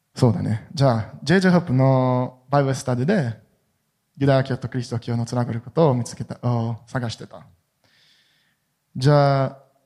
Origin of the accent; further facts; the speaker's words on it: Jerusalem, Jerusalem District, Israel; Japanese is a second language; エルサレムで生まれて育りました